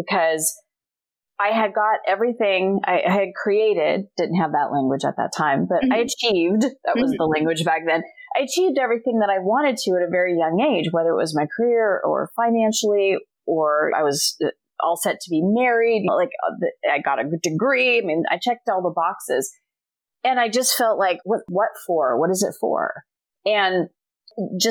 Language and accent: English; Scottsdale, Arizona, United States; moved away as an adult; also born or lived in Chicago / California / Philadelphia / Montreal, Canada; I was born and raised in Scottsdale, Arizona